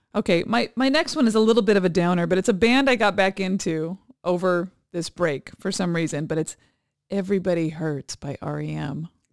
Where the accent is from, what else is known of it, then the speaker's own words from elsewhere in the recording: Hawaii, United States; moved away; my hometown, my where both our children were born